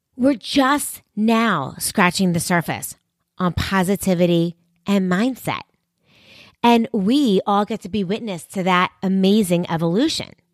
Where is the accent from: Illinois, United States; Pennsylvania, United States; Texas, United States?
Pennsylvania, United States; Philadelphia; right here in my hometown in, of Philadelphia